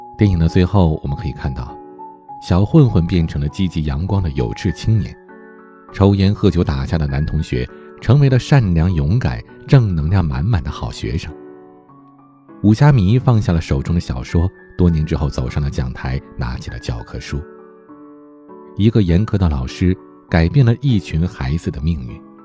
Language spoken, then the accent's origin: Chinese; Heilongjiang, China; 我的老家黑龙江，下边齐齐哈尔市的泰兰县